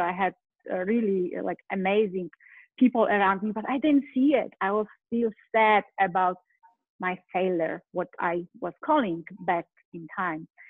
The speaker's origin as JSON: {"language": "English", "country": "Poland", "tie": "born or raised there", "second_language": "English", "moved": "as an adult", "lives_now": "United States", "said": "originally I'm from Poland. I live in US right now"}